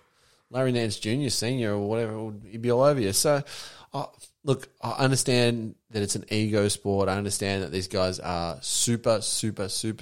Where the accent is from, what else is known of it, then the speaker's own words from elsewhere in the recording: Turku, Southwest Finland, Finland; English is a second language; I'm from Finland. Correct. I'm from a place called Turku, which is in the north-south end.